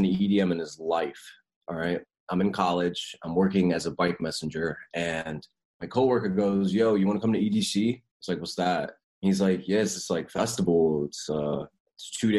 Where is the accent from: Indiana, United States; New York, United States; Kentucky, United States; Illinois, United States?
New York, United States; New York City; I'm from Brooklyn. Yeah, no, I was born and raised in Brooklyn